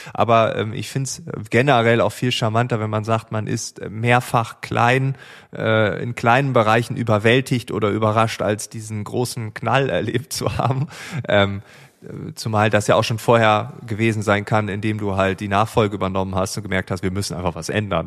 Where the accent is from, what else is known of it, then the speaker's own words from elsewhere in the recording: East Frisia, Lower Saxony, Germany; als Ostfriese